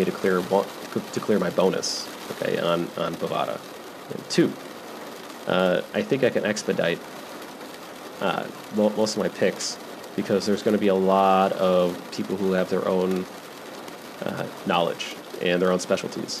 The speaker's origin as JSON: {"language": "English", "region": "West Michigan", "country": "United States", "also_born_or_lived": "Las Vegas, Nevada", "moved": "as an adult", "said": "Even though I'm from technically West Michigan, my adult life, I am from Vegas."}